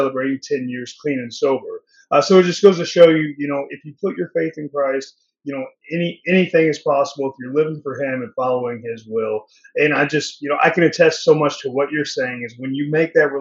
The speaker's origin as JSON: {"language": "English", "town": "Indianapolis", "region": "Indiana", "country": "United States", "tie": "born or raised there", "also_born_or_lived": "California", "moved": "yes", "lives_now": "Altamonte Springs, United States", "said": "I was born and raised in Indianapolis, Indiana, migrated to California where my wife's from."}